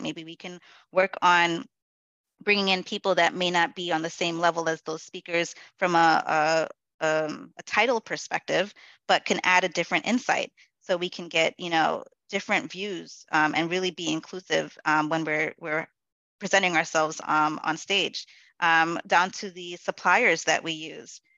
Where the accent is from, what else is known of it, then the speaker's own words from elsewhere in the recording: New York City, New York, United States; My family is from Guyana which is in South America, um, and I am a Black woman born and raised in the Bronx.